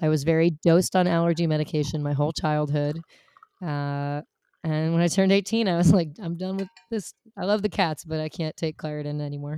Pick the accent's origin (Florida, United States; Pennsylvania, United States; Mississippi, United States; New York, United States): New York, United States; New York City; I grew up in New York City